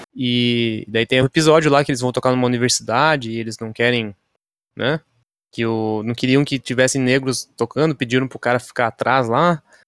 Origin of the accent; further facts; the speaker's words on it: São Paulo, Brazil; now in Curitiba, Brazil; eu sou do estado de São Paulo